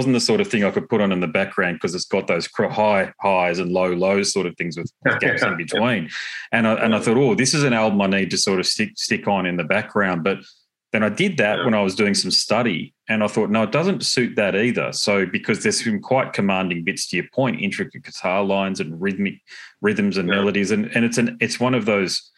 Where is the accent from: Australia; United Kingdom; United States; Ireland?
Australia; I'm Australian